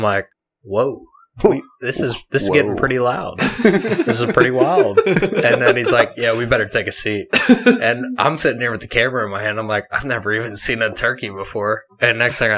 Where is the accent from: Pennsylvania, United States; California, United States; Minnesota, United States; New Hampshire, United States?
Pennsylvania, United States; New Castle; I'm from Newcastle, Pennsylvania.